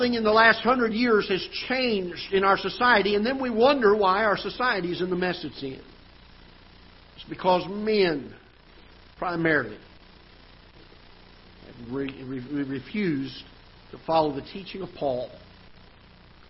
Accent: South Florida, United States; now in Festus, United States; I grew up in South Florida

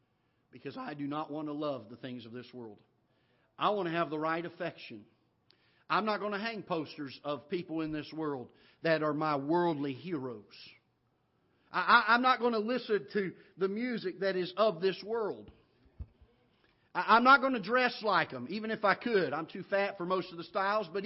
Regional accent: Florida, United States; now in Missouri, United States; I grew up down in Florida

